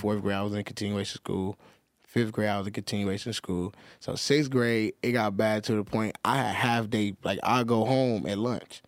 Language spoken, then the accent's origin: English; Los Angeles, California, United States; I grew up in, like, all over South Central